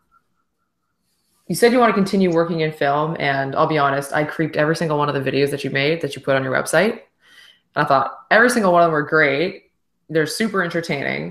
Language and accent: English; East Coast, Canada; we're from the East Coast